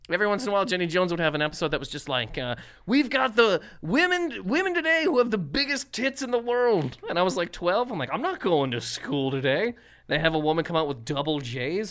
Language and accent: English; Nova Scotia, Canada; now in United States; where I'm from in Nova Scotia